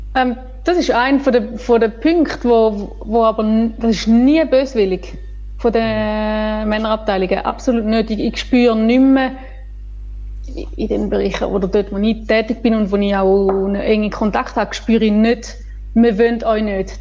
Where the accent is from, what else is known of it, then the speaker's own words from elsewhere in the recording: Switzerland; bei uns in der Schweiz